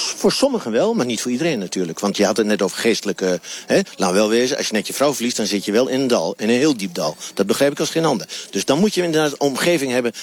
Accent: Twente, Overijssel, Netherlands; ik kom uit Twente en Twente heeft nog altijd een hele grote saamhorigheidsgevoel, dat noemen wij Noberschap

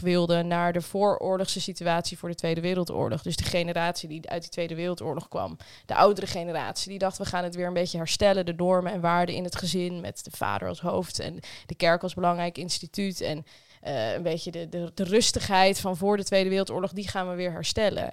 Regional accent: Netherlands; we Nederlanders

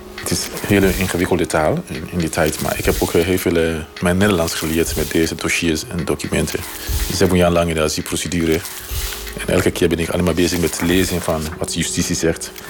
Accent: Sierra Leone; Dutch is a second language; moved away as an adult; now in Netherlands; ik kom uit Sierra Leone

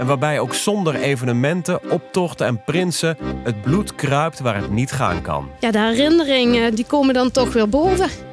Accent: Maastricht, Limburg, Netherlands; moved away; Ik kom uit Maastricht. Woon er al lang niet meer

